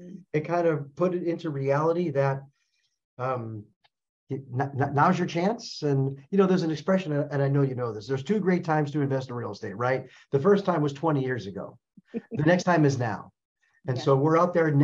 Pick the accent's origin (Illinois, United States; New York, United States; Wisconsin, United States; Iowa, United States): Illinois, United States; Chicago; moved away as an adult; also born or lived in St. Louis, Missouri; now in Arizona, United States; Born and raised in Chicago, went to school in St. Louis, couldn't stand the cold weather anymore. So now I reside in Arizona